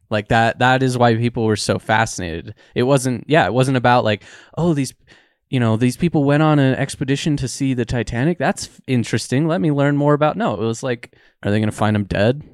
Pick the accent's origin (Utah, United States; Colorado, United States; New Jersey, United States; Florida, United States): Utah, United States; I grew up in Utah